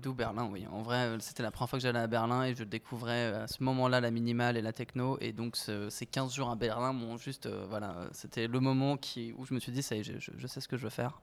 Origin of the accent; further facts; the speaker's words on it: Paris, Île-de-France, France; also born or lived in Flayosc, Provence; Je suis parisien, euh, cent pour cent. Je suis né dans le sud, quand même. Je suis né à Draguignan